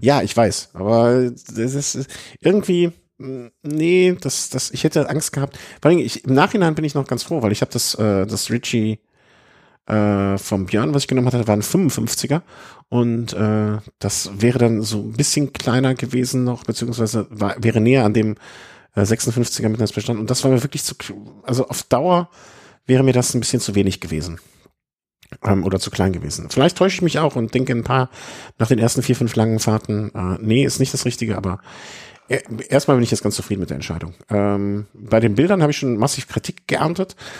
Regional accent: Cologne, North Rhine-Westphalia, Germany; für mich als Kölner

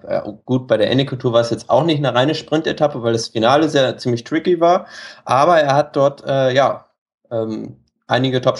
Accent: Germany; Ich komme ursprünglich aus dem Norden, ganz in der Nähe von Hamburg.

